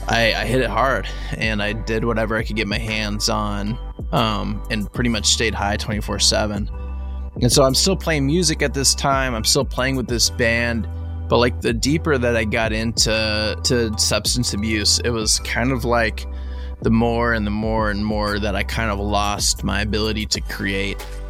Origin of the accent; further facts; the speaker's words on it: southern Indiana, United States; I grew up, you know, I spent most of my life in southern Indiana, pretty far south, like almost, almost Kentucky